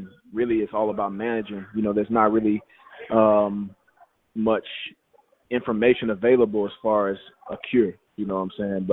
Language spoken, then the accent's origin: English; Louisiana, United States; moved away as an adult; now in Philadelphia, United States; I'm from Louisiana